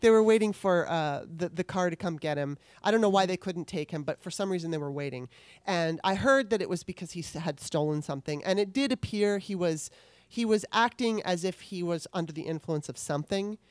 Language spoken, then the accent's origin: English; Southern California, United States; I grew up in Southern California